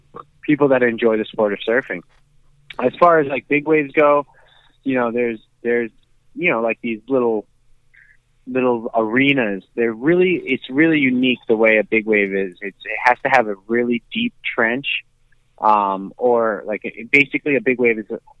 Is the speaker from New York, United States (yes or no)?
yes; Long Beach, New York, United States; My family, we grew up in Long Beach. So, my whole life growing up is just in the ocean in Long Beach